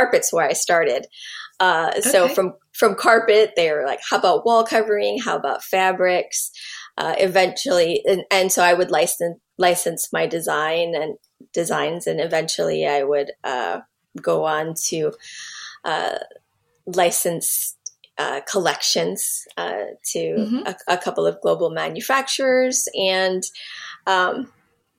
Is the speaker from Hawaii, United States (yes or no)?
yes; Hawaii, United States; I'm Native Hawaiian